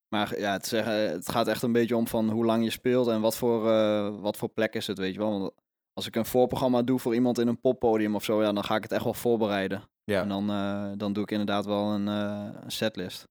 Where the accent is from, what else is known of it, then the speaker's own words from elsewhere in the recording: Overijssel, Netherlands; ik ben zelf geboren in Overijssel